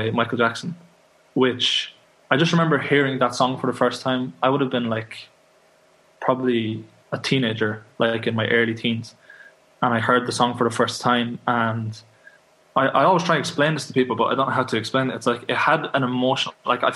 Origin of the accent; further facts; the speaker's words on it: Kildare, Leinster, Ireland; also born or lived in Dublin; Kildare in Ireland. It's just outside of Dublin, so that's where I come from